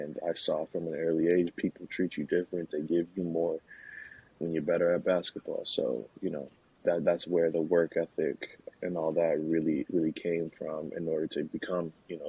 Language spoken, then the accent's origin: English; Nashville, Tennessee, United States; also born or lived in Queens, New York; Obviously, I was born in New York, born in Queens, New York, and my family moved to Nashville real early